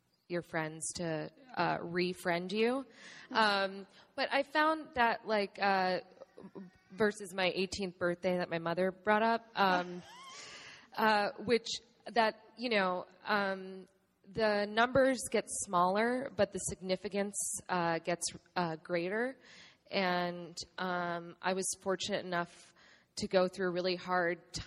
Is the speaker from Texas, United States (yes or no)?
no; New York, United States; I grew up in New York